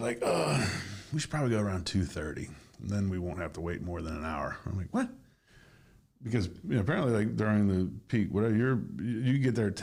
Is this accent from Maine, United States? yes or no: yes; Old Town, Maine, United States; now in Florida, United States; my hometown, old town, there's like 2 banks